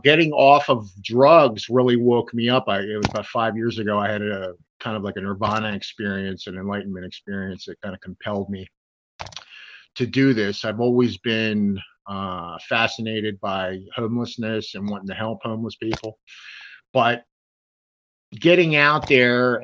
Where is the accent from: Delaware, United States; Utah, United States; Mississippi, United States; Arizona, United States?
Delaware, United States; I grew up in Delaware and on the East Coast, very close to the house of Joe Biden